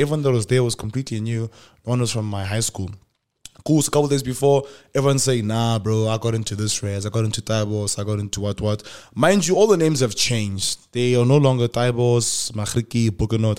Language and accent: English; Polokwane, Limpopo, South Africa; moved away as an adult; I'm from Polokwane